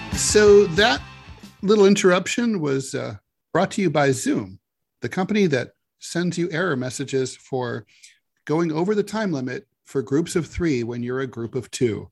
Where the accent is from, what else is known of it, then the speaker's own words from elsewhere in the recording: Dayton, Ohio, United States; growing up in Dayton